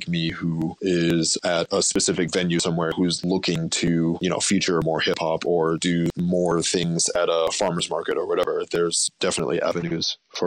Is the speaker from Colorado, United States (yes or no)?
no; Boston, Massachusetts, United States; I was born and raised in Boston